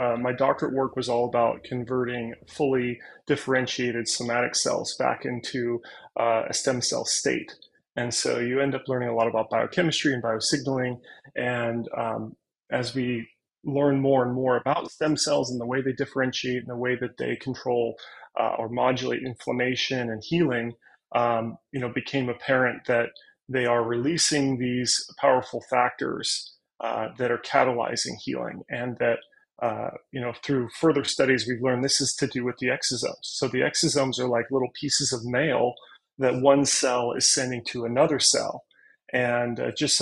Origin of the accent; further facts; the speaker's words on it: Northern California, United States; also born or lived in United Kingdom; I'm from Northern California